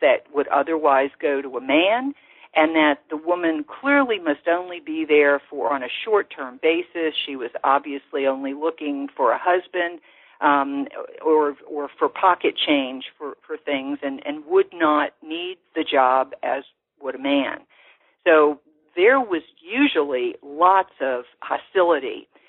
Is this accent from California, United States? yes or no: no; New Orleans, Louisiana, United States; as I knew them growing up in New Orleans.